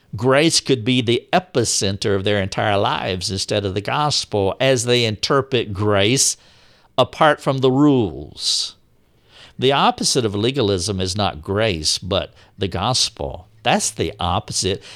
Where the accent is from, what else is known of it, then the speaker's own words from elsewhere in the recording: the South, United States; But I am from the South. I have always lived in the South.